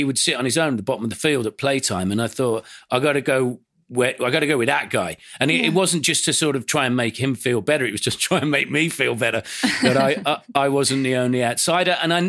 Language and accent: English; Aston, West Midlands, United Kingdom; born there; the first house that we lived in when I was born was in Aston, you know, on the outskirts of Birmingham city centre, a few doors down from Ozzy Osbourne's birthplace.